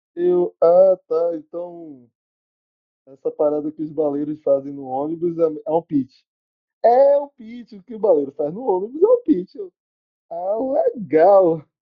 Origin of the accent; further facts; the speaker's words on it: Salvador, Bahia, Brazil; em São Caetano, periferia daqui de Salvador, onde eu moro, onde eu cresci, me desenvolvi